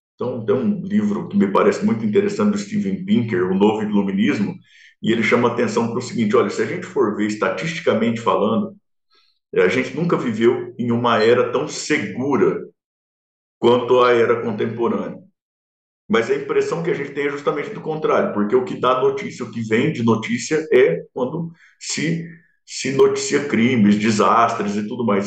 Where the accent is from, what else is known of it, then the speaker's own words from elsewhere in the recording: interior of São Paulo, Brazil; accent: caipira; Eu que, que sou caipira do sertão do interior de São Paulo